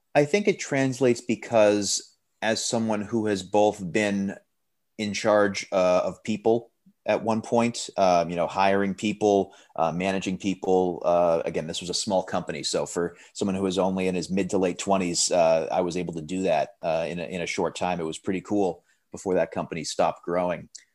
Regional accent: Framingham, Massachusetts, United States; moved away as an adult; I'm originally from Framingham, Massachusetts

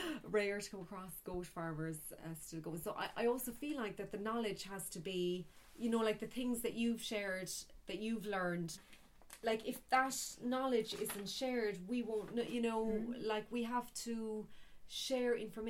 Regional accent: Ireland; I'm from the Bear Peninsula.

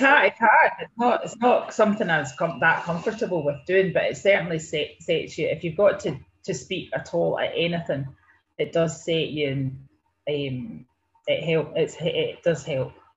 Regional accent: Ayrshire, Scotland, United Kingdom; I'm originally from Ayrshire, born and brought up on a beef and sheep farm

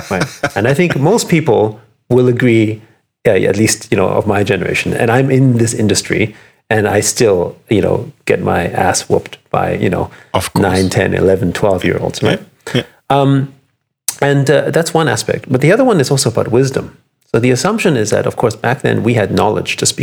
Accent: Vienna, Austria; moved away; I'm from, I grew up in Vienna. I was born in Vienna to musical parents

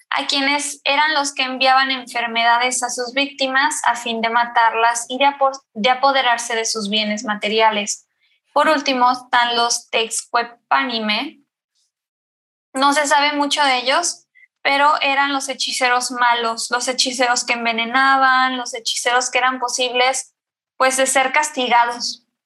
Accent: Mexico City, Mexico; Yo soy de la Ciudad de México

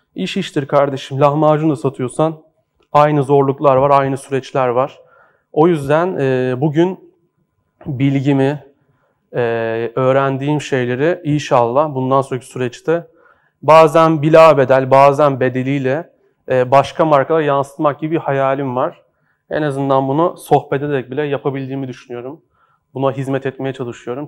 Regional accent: Horhor Antiques Bazaar, Istanbul, Turkey; orada doğdum, büyüdüm. E, hor Antikacılar Çarşısı'nda büyüdüm.

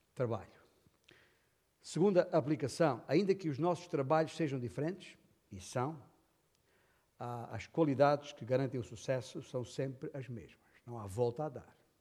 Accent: Alentejo, Portugal; eu sou alentejano

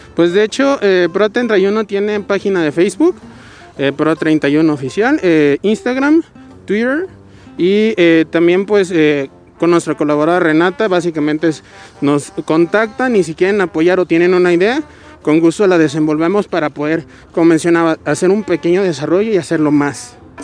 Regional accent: Guadalajara, Jalisco, Mexico; also born or lived in Zapopan; soy de originada de aquí de Guadalajara. Eh, básicamente yo vivo en Zapopan. Y pues, eh, pues casi toda mi vida la he vivido aquí en Guadalajara

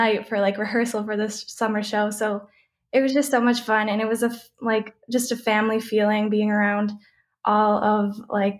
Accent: Flat Rock, Michigan, United States; moved away as an adult; now in Chicago area, United States; I was born and raised in Flat Rock, Michigan.

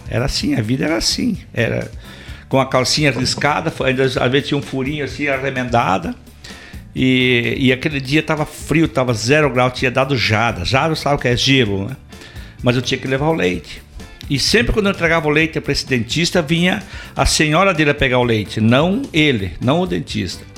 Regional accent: Videira, Santa Catarina, Brazil; also born or lived in Curitiba; now in Caçador, Brazil; eu sou natural de Videira, Santa Catarina. Videira

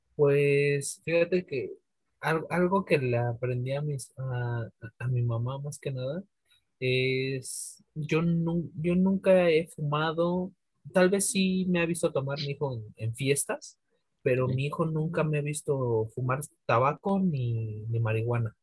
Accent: Mexico City, Mexico; yo soy de, de Iztapalapa para el mundo

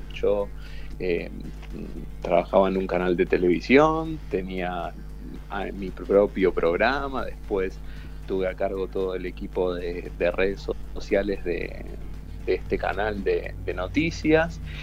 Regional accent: Aldo Bonzi, Buenos Aires Province, Argentina; also born or lived in Parque Patricios, Buenos Aires; Aldo Bonzi es una pequeña localidad que está en el partido de La Matanza, a unos 20 minutos de la Universidad de La Matanza. Y, bueno, eh, ahí me crié toda mi infancia, mi adolescencia eh, y mi joven adultez.

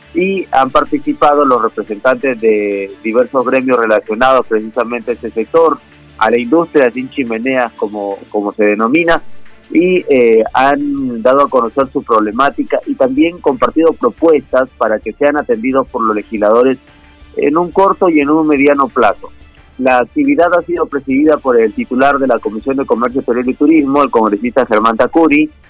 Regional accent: Peru; como peruanos

